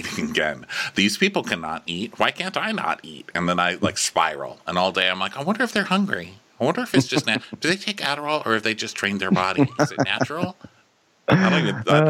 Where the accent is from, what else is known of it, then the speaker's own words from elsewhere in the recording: Texas, United States; I grew up in Texas as well